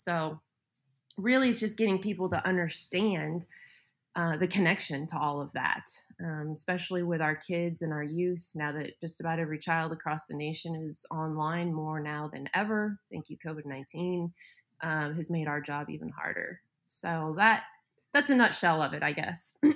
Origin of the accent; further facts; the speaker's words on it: Colorado, United States; also born or lived in Montana; now in Oklahoma, United States; I grew up in Colorado, lived in Montana, and so I'm used to snow